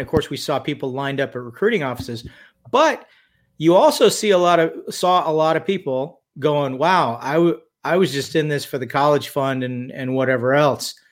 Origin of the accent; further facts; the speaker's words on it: Redondo Beach, California, United States; also born or lived in Tehachapi, California; I was born in Redondo Beach, California, in uh, the 1960s, shall we say? I'm 54 years old. Um, lived there until I was about 11 years old. Spent my formative years in a place called Tehachapi, California. Went to high school there.